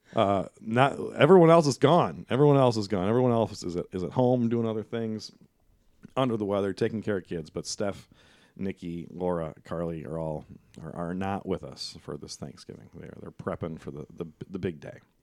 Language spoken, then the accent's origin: English; Fort Wayne, Indiana, United States; moved away as an adult; now in Lansing, United States; we're both from Fort Wayne